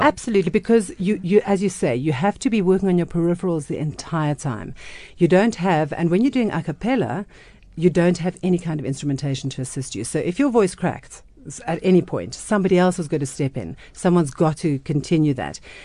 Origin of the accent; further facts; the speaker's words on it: South Africa; growing up, you weren't that proud of being South African